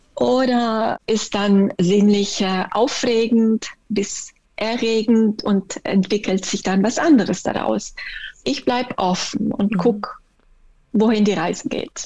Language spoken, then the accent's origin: German; Italy; German is a second language; moved away as an adult; now in Germany; ich bin Italienerin, ich bin erst mit fünfundzwanzig hergekommen in den Norden